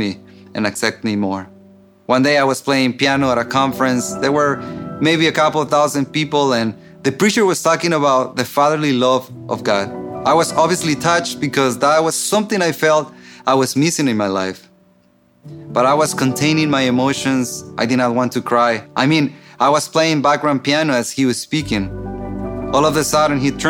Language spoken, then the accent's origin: English; Mexico; moved away; I grew up in Mexico in a dysfunctional family